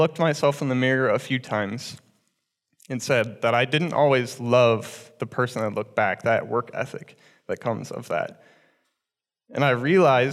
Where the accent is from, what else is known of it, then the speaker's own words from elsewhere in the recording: Cedar Rapids, Iowa, United States; I was born and raised in Cedar Rapids in a very loving family